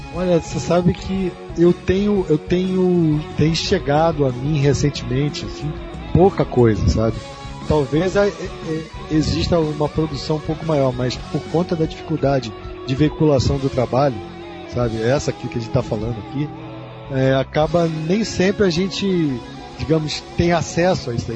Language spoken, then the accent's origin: Portuguese; Brazil; eu sou brasileiro, tenho muito orgulho disso